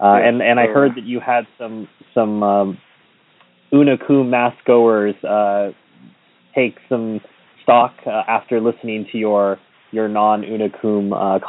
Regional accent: United States; now in Paris, France; as an American living in Europe

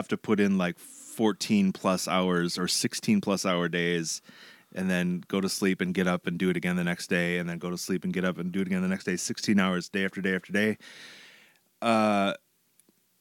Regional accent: New Hope, Minnesota, United States; also born or lived in Eau Claire, Wisconsin / St. Paul, Minnesota; now in Crystal, United States; I grew up in New Hope, which is one suburb to the west of where we are.

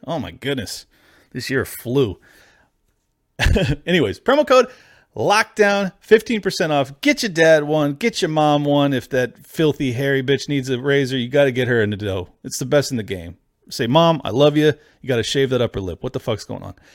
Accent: United States; as an American

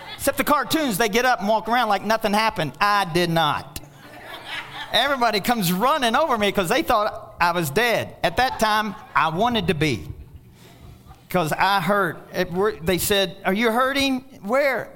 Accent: Kentucky, United States; I'm from Kentucky

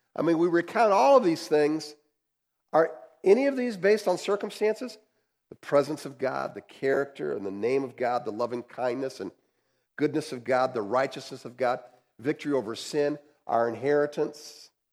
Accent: United States; as American capitalists

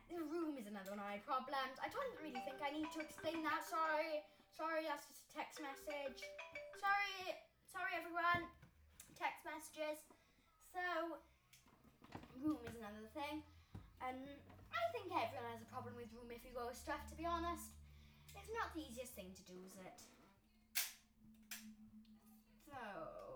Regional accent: Wales, United Kingdom; I'm from Wales.

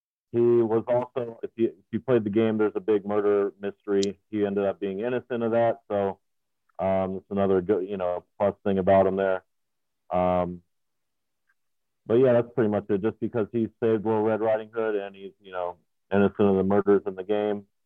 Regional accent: Midwest, United States; I'm from the Midwest

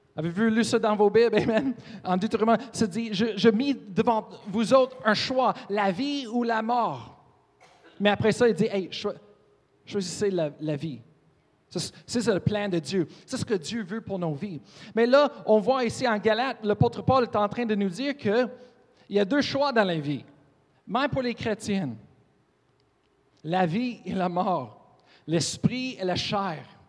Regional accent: Colorado, United States; French is a second language; moved away; Je viens, de Colorado

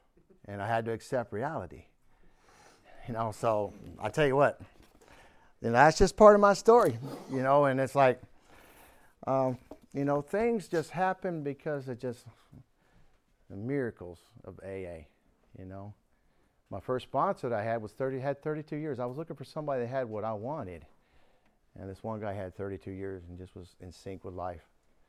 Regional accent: Warren, Pennsylvania, United States; born there; Wow, I was born one state over, Pennsylvania, right next to Ohio and Pennsylvania. If you look at the map, they're right next to each other. In fact, the town I was born in was Warren, Pennsylvania.

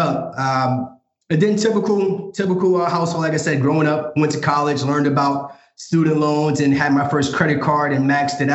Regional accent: New York City, New York, United States; moved away as an adult; now in Dallas, United States; currently living in Dallas, Texas, born and raised in Brooklyn, New York

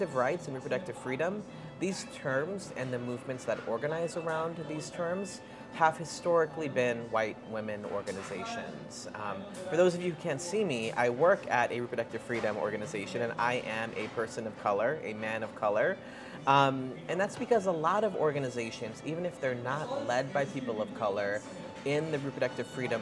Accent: New York City, New York, United States; I was born with asthma because I grew up in Queens in New York City

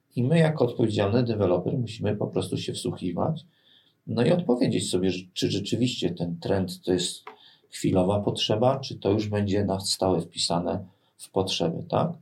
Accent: Bydgoszcz, Kuyavian-Pomeranian Voivodeship, Poland; jestem bydgoszczeninem, takim z krwi i kości. Co mam na myśli? no tutaj się urodziłem, tutaj się wykształciłem i tutaj pracuję

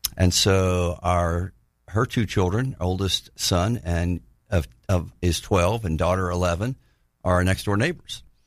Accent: Tallahassee, Florida, United States; also born or lived in Pensacola, Florida; I grew up in Tallahassee

